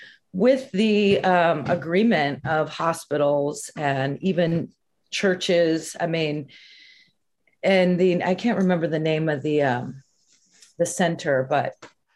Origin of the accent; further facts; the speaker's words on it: San Francisco, California, United States; I grew up in San Francisco during the AIDS epidemic.